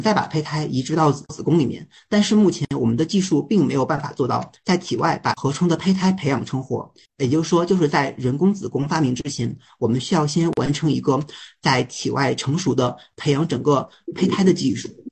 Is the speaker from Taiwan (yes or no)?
no; China; moved away as an adult; also born or lived in Shanghai / Beijing; now in Germany; 也是一个住在德国的中国人